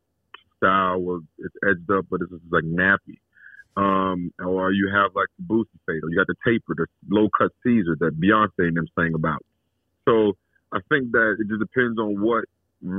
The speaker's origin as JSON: {"language": "English", "town": "Alexandria", "region": "Louisiana", "country": "United States", "tie": "born or raised there", "said": "I grew up in Alexandria, Louisiana"}